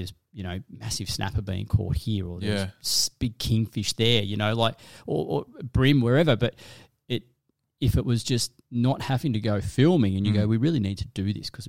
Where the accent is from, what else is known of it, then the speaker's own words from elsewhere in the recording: Cooma, New South Wales, Australia; But I tell you what, I grew up in Cooma in the Snow Mountains. So fishing, hunting, doing all that.